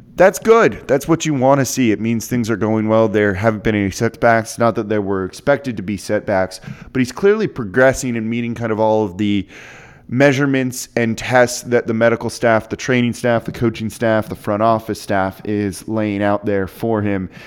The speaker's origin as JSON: {"language": "English", "town": "Los Angeles", "region": "California", "country": "United States", "tie": "born or raised there", "moved": "as an adult", "lives_now": "New Orleans, United States", "said": "I'm from Los Angeles originally. I moved to New Orleans in two thousand four for college, but, you know, some formative years there in L A."}